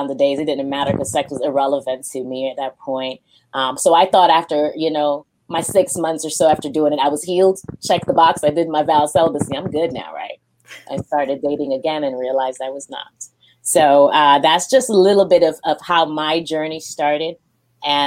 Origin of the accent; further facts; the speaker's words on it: Jamaica; moved away; also born or lived in Japan; I'm Jamaican